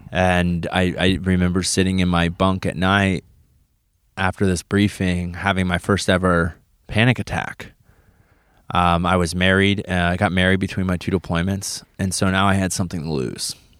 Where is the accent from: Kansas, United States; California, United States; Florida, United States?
Kansas, United States; Wichita; moved away as an adult; Came from Wichita, Kansas. That's where I was born and raised.